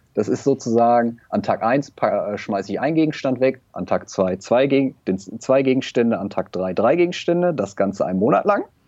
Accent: Germany; dass ich in Deutschland geboren bin, bei einer stabilen Familie

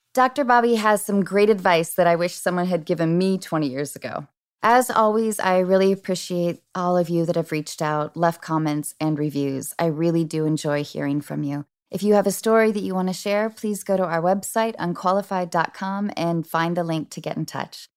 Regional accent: Washington, United States; now in Los Angeles, United States; I grew up in Washington State where it rains all the time

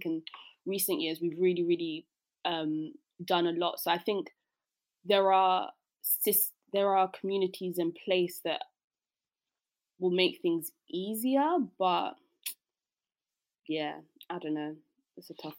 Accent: South East England, United Kingdom; I mean, I grew up outside of London, so maybe I'd come back to where I grew up.

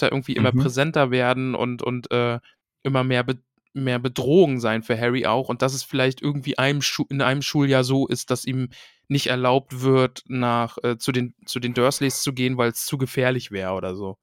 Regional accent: East Germany, Germany; ich bin aus dem Osten

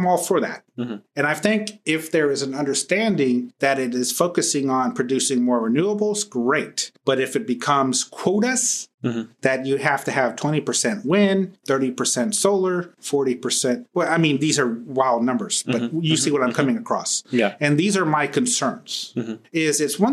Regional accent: Dallas, Texas, United States; I'm from Dallas

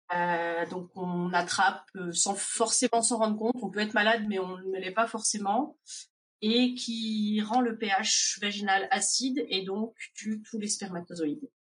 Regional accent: France; moved away as an adult; now in Indiana, United States; Je suis originaire de France.

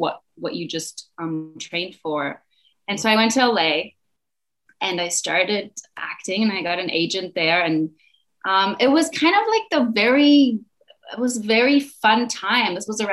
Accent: Mallorca, Balearic Islands, Spain; also born or lived in Berlin, Germany / United States; now in Mallorca, Spain; I was born in Berlin, Germany, and I moved to Mallorca, Spain when I was 9 years old.

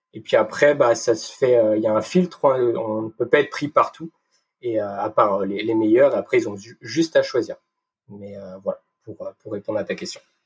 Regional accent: Brittany, France; moved away as an adult; also born or lived in Brest; now in Lyon, France; je suis un petit breton, je tiens, je tiens à notifier mes racines.

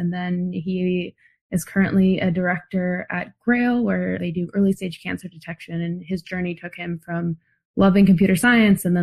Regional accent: San Diego, California, United States; now in Boston, United States; I'm currently in Boston where it's very cold, but I grew up in San Diego

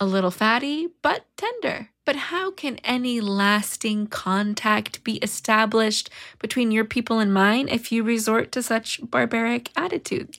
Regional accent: United States; as an American, as a modern American

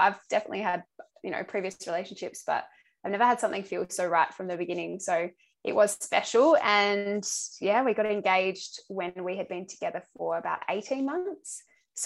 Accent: Adelaide, South Australia, Australia; moved away as an adult; now in Melbourne, Australia; I'm originally from Adelaide, but I've lived in Melbourne now for coming up to 5 years

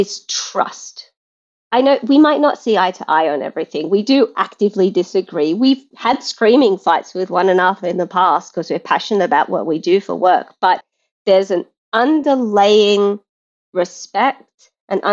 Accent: Australia; moved away; I'm Australian, where we're quite blunt as a culture

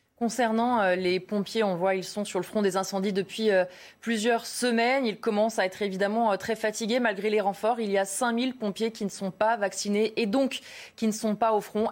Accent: France; Chez nous, en France

